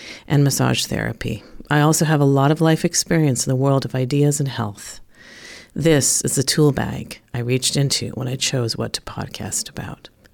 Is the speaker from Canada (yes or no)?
yes; Western Canada, Canada; moved away as an adult; also born or lived in Toronto; now in Jerusalem, Israel; I was born and raised in Western Canada